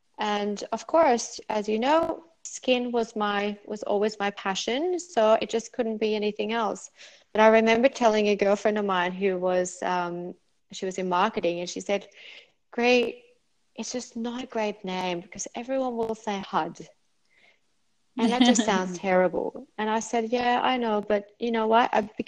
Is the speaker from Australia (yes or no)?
no; Norway; English is a second language; moved away; Yeah, I'm from Norway. I grew up there.